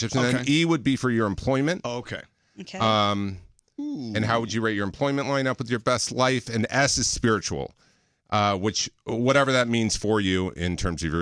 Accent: Orange County, California, United States; moved away as an adult; also born or lived in New York; I'm from Orange County

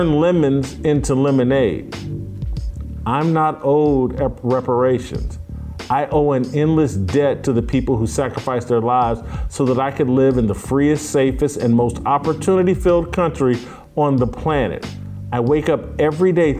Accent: United States; I'm an American. I'm not ashamed of that. God placed me in this country for a reason.

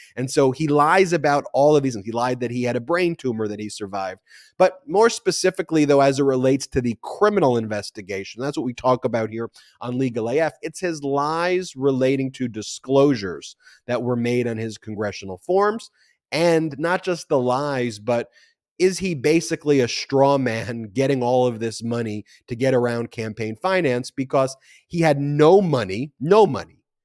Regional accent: Nassau County, New York, United States; I'm from Nassau County

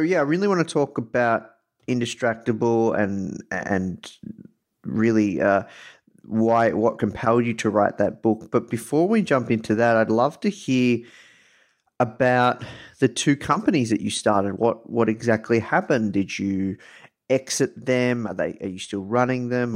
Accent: Melbourne, Victoria, Australia; accent: Australian; I am coming to you live from Melbourne, Australia. Um, you can probably tell this from my accent.

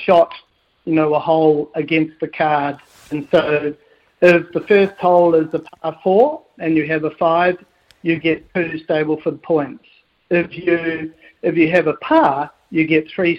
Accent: Palmerston North, Manawatū-Whanganui, New Zealand; now in Muriwai, New Zealand; I grew up in Palmerston North

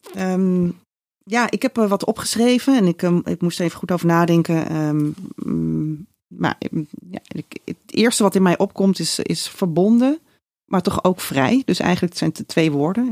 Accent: Raalte, Overijssel, Netherlands; moved away as an adult; now in Amsterdam, Netherlands; wegging uit Raalte, waar ik vandaan kom

